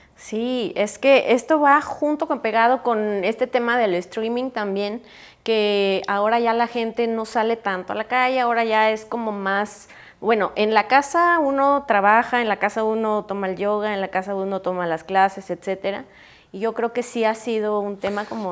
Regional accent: Mexico; also born or lived in Europe; yo tuve la oportunidad de vivir en Europa y yo extrañaba un montón mi México

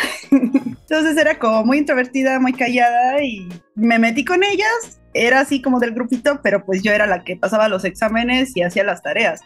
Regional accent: Pachuca, Hidalgo, Mexico; now in Mexico City, Mexico; yo soy originaria de Pachuca Hidalgo

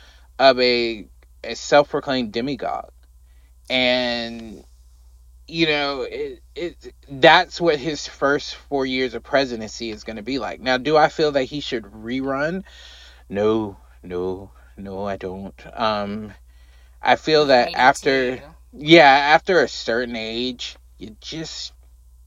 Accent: United States; we as American people

